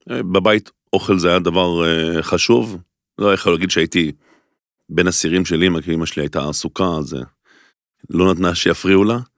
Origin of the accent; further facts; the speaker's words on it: Golan Heights, Israel; now in Tel Aviv, Israel; אז אמרתי, אני אעבור לתל אביב, אנחנו במקור מרמת הגולן, מאיזה חור. אה, אז עברתי לעיר הגדולה